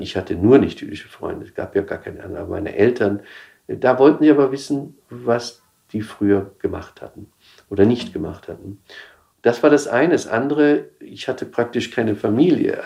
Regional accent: Upper Palatinate, Bavaria, Germany; moved away as an adult; also born or lived in Israel / New York; now in Munich, Germany; ich bin halt in Bayern, in der Oberpfalz aufgewachsen

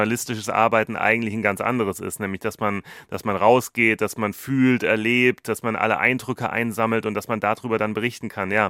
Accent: Germany; now in India; dass wir nicht alleine als Deutsche dort in Indien sind.

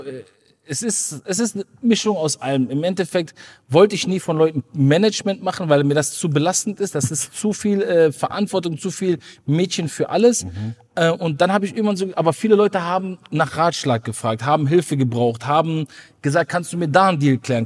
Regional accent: Ruhr area, North Rhine-Westphalia, Germany; ich komme aus dem Ruhrpott

